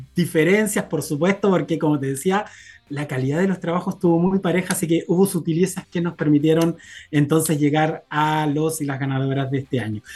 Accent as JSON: {"language": "Spanish", "town": "Copiapó", "region": "Atacama", "country": "Chile", "said": "yo soy de región, yo soy de Copiapó"}